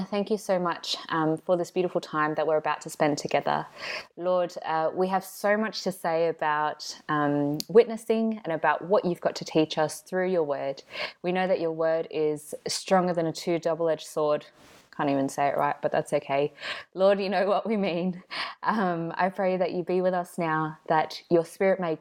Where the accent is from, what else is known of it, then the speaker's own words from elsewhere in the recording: Sydney, New South Wales, Australia; moved away as an adult; now in Foster, Australia; I'm originally from Sydney, but I've moved up to the beautiful town of Foster for training for the moment.